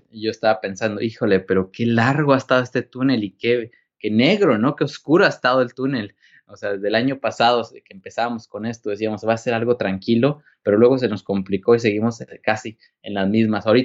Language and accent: Spanish; Mexico; yo crecí en México, estuve trabajando algunos años en Chiapas Rural como médico.